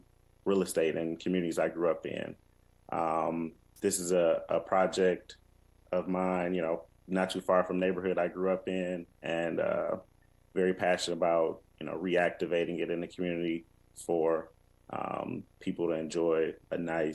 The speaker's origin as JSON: {"language": "English", "town": "Detroit", "region": "Michigan", "country": "United States", "tie": "born or raised there", "also_born_or_lived": "Atlanta / Los Angeles / Milwaukee", "moved": "as an adult", "said": "I was born and raised in Detroit, lifelong resident until I left to go to college at Baylor University. Work caused me to live, you know, several places around the country, Atlanta, LA, Milwaukee."}